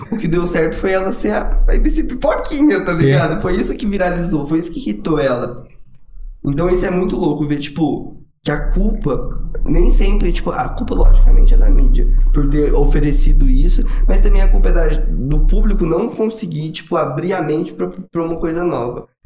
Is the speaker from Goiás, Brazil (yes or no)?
yes; Goiânia, Goiás, Brazil; Eu vim de Goiânia, eu hum. amo sertanejo.